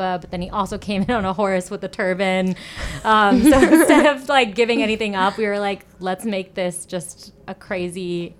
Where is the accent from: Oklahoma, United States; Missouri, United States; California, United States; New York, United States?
New York, United States; Jericho; we grew up in Jericho, Long Island. So right. We are very exposed to the Jewish culture.